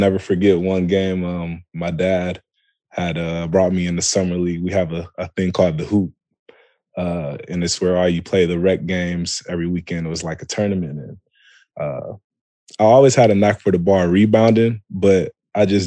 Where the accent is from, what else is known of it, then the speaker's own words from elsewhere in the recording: Toledo, Ohio, United States; also born or lived in Columbus, Ohio; I'm born and raised in Toledo, Ohio.